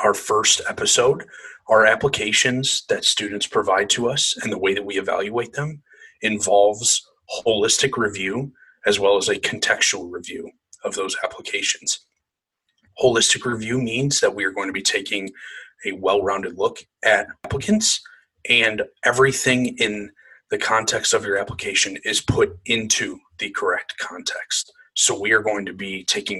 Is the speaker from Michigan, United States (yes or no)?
yes; Canton, Michigan, United States; moved away; I'm originally from Canton, Michigan